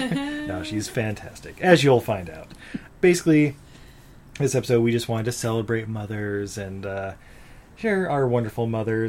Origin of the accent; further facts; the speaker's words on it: California, United States; growing up in California